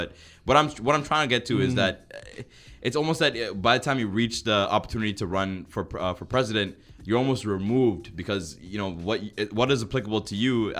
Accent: Canada; and we're Canadian.

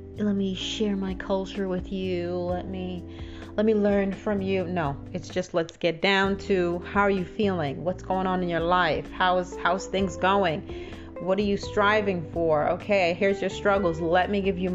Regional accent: Jamaica; now in United States; I'm from a small island in the Caribbean, and I don't identify myself as that. You know, I'm very proud of where I'm from, and I'm very happy. It's Jamaica

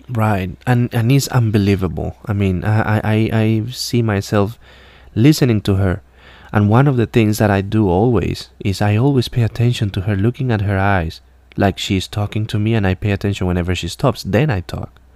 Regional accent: Colombia; English is a second language; moved away as an adult; now in Alabama, United States; I'm from Colombia originally, and I came to the U.S. around seven years ago

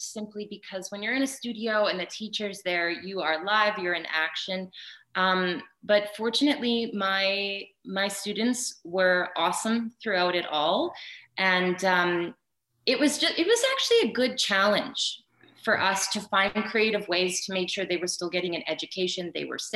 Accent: Prince Albert, Saskatchewan, Canada; now in Calgary, Canada; it was in my hometown. And so I got the part. I went back to Saskatchewan

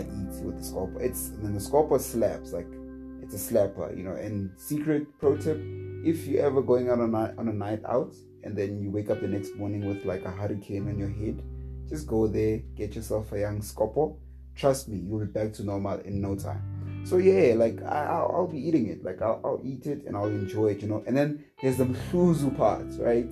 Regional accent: South Africa; as a South African

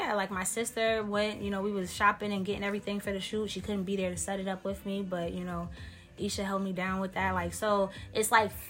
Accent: Worcester, Massachusetts, United States; moved away; Originally from Massachusetts. Worcester

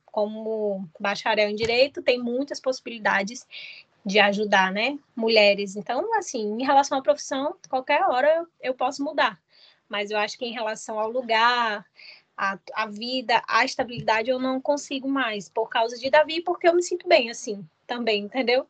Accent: Cruzeiro do Sul, Acre, Brazil; also born or lived in Rio Branco / Porto Velho / São José do Rio Preto / Rio de Janeiro; now in João Pessoa, Brazil; Eu sou de Cruzeiro do Sul, já morei. Olha, saí de Cruzeiro do Sul, morei em Rio Branco

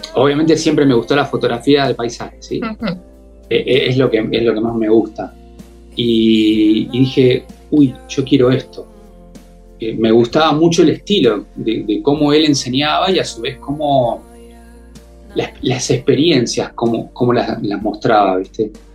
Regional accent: Mar del Plata, Buenos Aires Province, Argentina; yo nací en, Capital Federal, a en, Argentina, ¿no? Eh, en Buenos Aires. Y a los tres años, mis viejos decidieron venirse a vivir a Mar del Plata

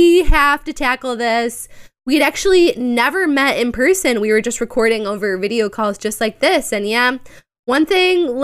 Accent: Chicago, Illinois, United States; I'm shamefully from the suburbs, but I'm from Chicago. You know, been around here my whole life, basically.

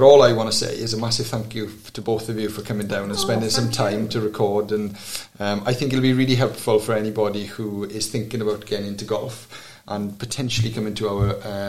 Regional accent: Maesteg, Wales, United Kingdom; the course I grew up in Maesteg

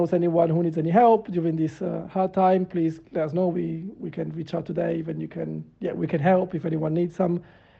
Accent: Italy; now in London, United Kingdom; I'm from Italy.

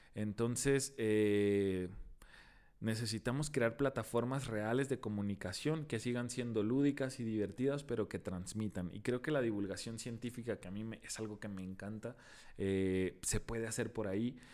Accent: Tijuana, Baja California, Mexico; ¿no eres de aquí? Le digo, no. ¿De dónde vienes? De Tijuana.

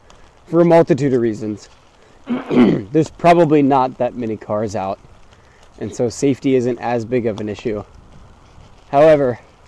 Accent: Norfolk, Virginia, United States; I was born in Norfolk.

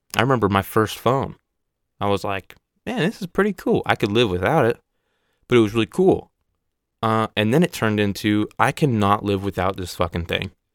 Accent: Oregon, United States; I'm from Oregon

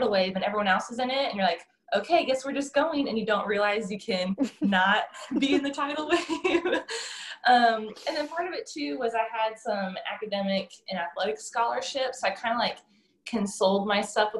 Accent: Ohio, United States; moved away as an adult; also born or lived in Indiana / Midland, Texas; now in Louisiana, United States; I grew up in Ohio and I went to college in Indiana. So kind of a Midwest gal

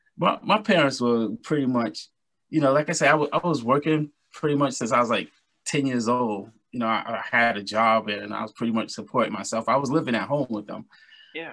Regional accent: New York City, New York, United States; now in Valley Stream, United States; I'm born and raised in Brooklyn, New York

